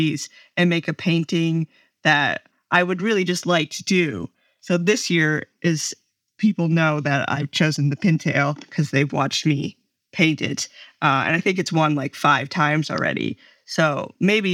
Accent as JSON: {"language": "English", "region": "Minnesota", "country": "United States", "said": "I'm from Minnesota"}